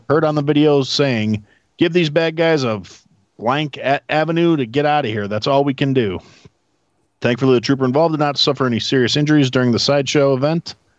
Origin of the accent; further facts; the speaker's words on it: Wisconsin, United States; now in Illinois, United States; I'm from Wisconsin